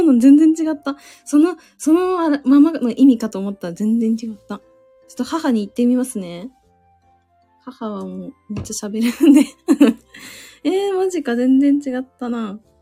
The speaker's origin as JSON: {"language": "Japanese", "town": "Suzu", "region": "Ishikawa", "country": "Japan", "accent": "Suzu dialect", "said": "私、あの、親と話すときめっちゃ方言出ちゃう"}